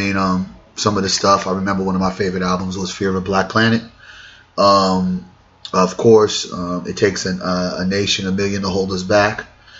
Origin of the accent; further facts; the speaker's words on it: New York City, New York, United States; also born or lived in Haiti; I was born in Brooklyn